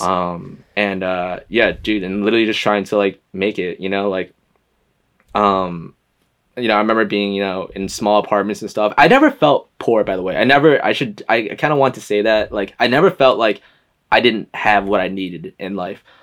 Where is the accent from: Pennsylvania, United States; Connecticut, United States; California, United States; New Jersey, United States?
Connecticut, United States; West Hartford; also born or lived in Boston, Massachusetts; I'm from Connecticut, from a small town called West Hartford